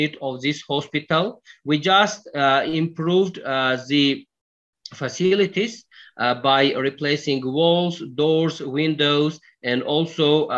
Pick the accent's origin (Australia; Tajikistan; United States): Tajikistan; Devashtich district, Sughd; As I come from rural area, particularly I am from Devastich district